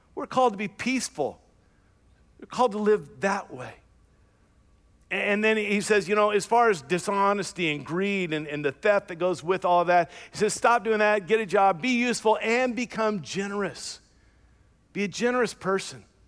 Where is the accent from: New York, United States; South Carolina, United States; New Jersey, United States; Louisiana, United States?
Louisiana, United States; I was born and raised in the South, Louisiana, to be exact